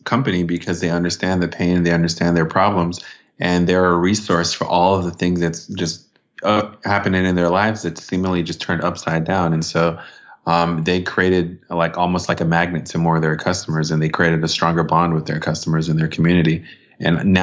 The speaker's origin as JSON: {"language": "English", "country": "Jamaica", "said": "I'm Jamaican and from the Caribbean"}